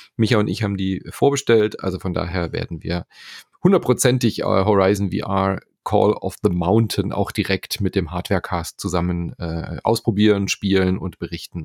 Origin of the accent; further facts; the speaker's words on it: Germany; hier bei uns in Deutschland